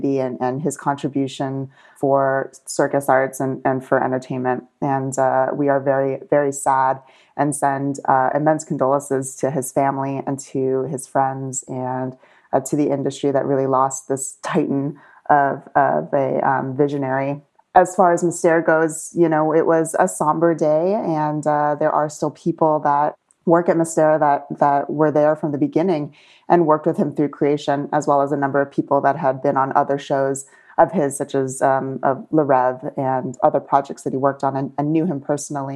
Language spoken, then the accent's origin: English; St. Petersburg, Florida, United States; now in Las Vegas, United States; I'm from St. Petersburg, Florida